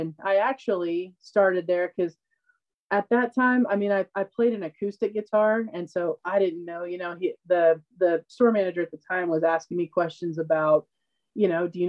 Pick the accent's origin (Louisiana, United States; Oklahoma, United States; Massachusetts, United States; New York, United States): Oklahoma, United States; an extremely small town in Oklahoma.